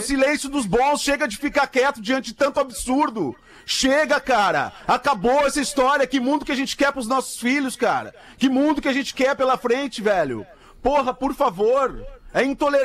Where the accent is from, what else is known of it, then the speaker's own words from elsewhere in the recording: Porto Alegre, Rio Grande do Sul, Brazil; como gaúcho porto-alegrense